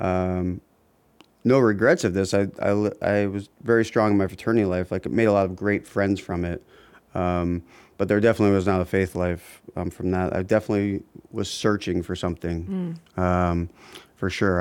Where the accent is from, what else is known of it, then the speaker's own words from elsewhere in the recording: Columbus, Ohio, United States; moved away as an adult; also born or lived in Oxford, Ohio / Chicago / Cincinnati / Akron area; now in Akron, United States; I grew up in Columbus um, and spent all of my up the high school years there